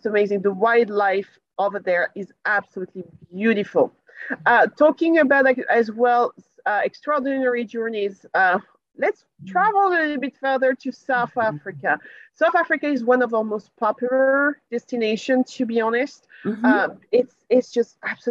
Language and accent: English; France; moved away; also born or lived in Paris; I'm from France and I lived in Paris